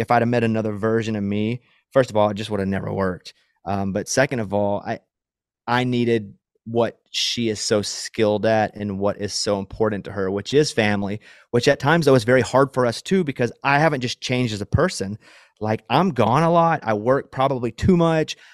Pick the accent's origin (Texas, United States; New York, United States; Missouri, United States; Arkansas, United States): Arkansas, United States; moved away; where I grew up in Arkansas where there's a lot of woods